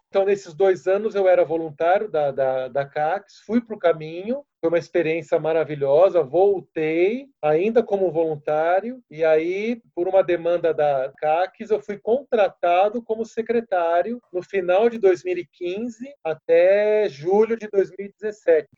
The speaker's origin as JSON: {"language": "Portuguese", "region": "São Paulo", "country": "Brazil", "said": "sou de São Paulo, capital, paulistano, 45 anos"}